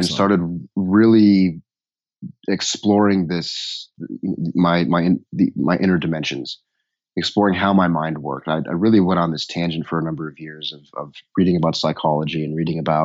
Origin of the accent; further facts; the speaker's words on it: Denver, Colorado, United States; I grew up in Denver